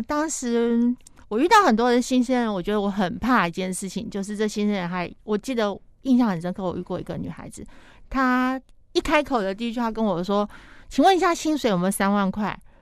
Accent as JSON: {"language": "Chinese", "country": "Taiwan", "said": "我们台湾人"}